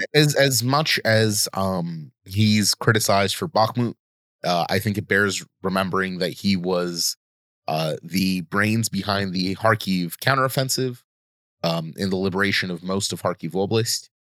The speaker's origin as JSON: {"language": "English", "country": "United States", "tie": "born or raised there", "said": "I grew up in America"}